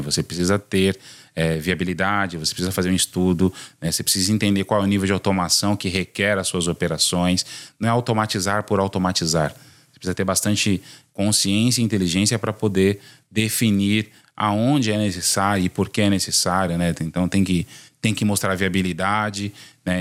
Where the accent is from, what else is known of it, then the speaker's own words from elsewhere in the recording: São Paulo, Brazil; sou nascido em São Paulo